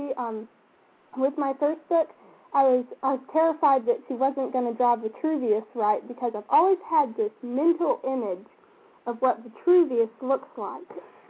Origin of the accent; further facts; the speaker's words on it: Paris, United States; Well, the only thing is that if you just say, I'm from Paris, everyone's like, oh, France?